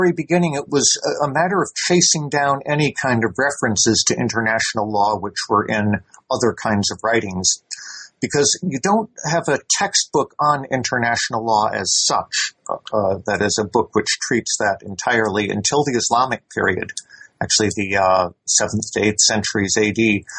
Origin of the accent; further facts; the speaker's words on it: United States; now in Edinburgh, United Kingdom; I am an American national, though I have been living here in Britain since the late 1970s, and I've been teaching here at the University of Edinburgh since 1983 in international law.